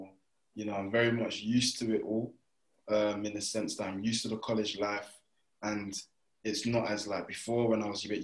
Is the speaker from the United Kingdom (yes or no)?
yes; United Kingdom; moved away; I'm from Brighton.